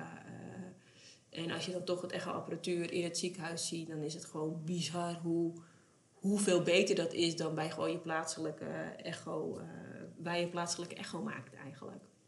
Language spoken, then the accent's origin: Dutch; West Friesland, North Holland, Netherlands; we komen uit West-Friesland.